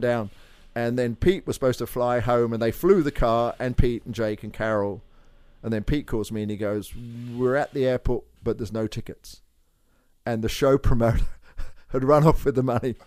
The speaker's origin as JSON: {"language": "English", "area": "Kent", "region": "South East England", "country": "United Kingdom", "tie": "born or raised there", "also_born_or_lived": "Northampton", "moved": "yes", "said": "I was born in Northampton, which is north of London, but I grew up in Kent, which is on the south side"}